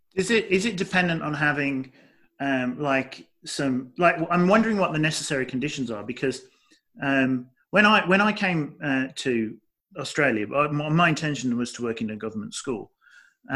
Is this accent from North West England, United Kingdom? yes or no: no; Dudley, West Midlands, United Kingdom; moved away; I'm from the Midlands, uh, the English Midlands, so I'm from Dudley